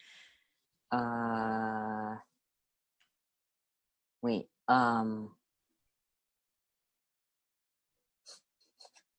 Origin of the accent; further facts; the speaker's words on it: Arkansas, United States; I grew up in Arkansas